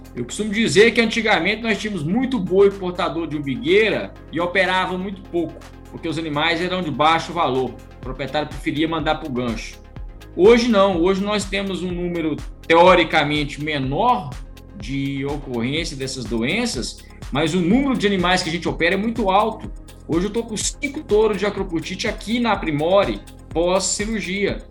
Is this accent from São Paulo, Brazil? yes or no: no; Minas Gerais, Brazil; eu fui nascido na roça, sou de Minas Gerais